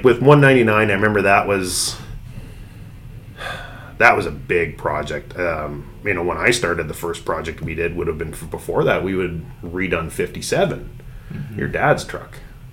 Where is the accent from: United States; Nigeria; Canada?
Canada; Northern Ontario; growing up in Northern Ontario, all I had was a satellite dish in the wintertime